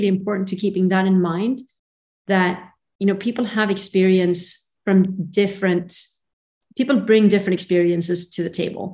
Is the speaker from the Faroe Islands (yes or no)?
no; Sweden; moved away; also born or lived in Portugal; I grew up in Sweden